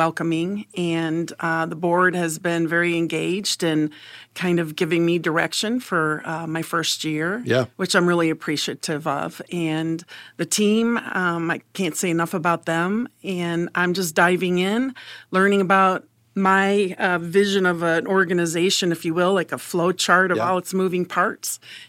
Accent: Indiana, United States; also born or lived in Illinois; Okay, so I was born in Illinois, but the majority of my years have been in Indiana.

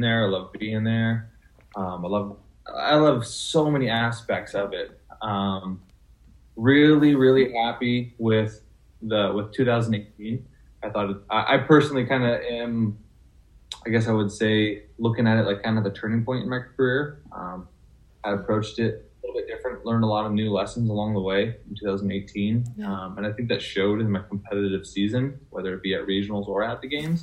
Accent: west side of Washington, United States; now in Spokane, United States; I was born and raised on the west side of Washington

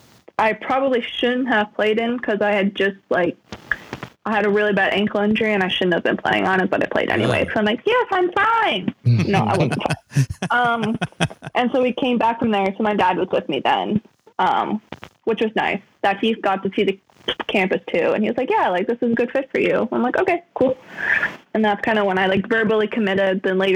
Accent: Erickson, United States; Like, I'm from Erickson. I'm like, I can't go to this.

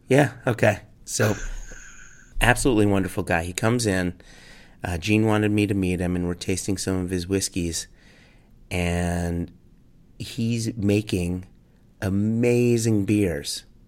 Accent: United States; I have to talk to Americans as an American

